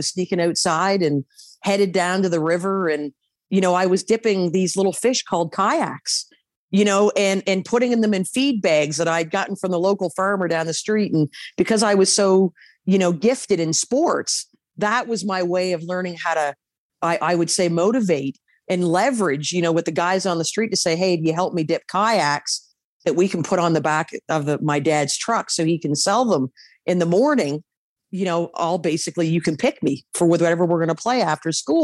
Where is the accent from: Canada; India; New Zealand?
Canada; East Coast; moved away; growing up on the East Coast